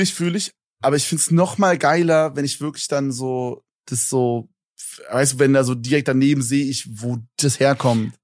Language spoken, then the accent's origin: German; Berlin, Germany; Ich komme so aus Berlin